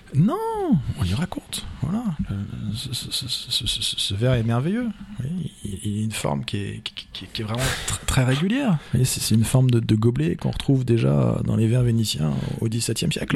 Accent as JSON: {"language": "French", "town": "Vendôme", "region": "Centre-Val de Loire", "country": "France", "tie": "born or raised there", "also_born_or_lived": "Paris / Blois / Touraine", "moved": "as an adult", "said": "je suis né à Paris comme, comme beaucoup, mais je n'y ai pas vécu au-delà de la période de, de, mes études. Mes parents se sont installés à Vendôme. J'étais au collège, non, j'étais pensionnaire à Blois. J'étais au lycée à Vendôme"}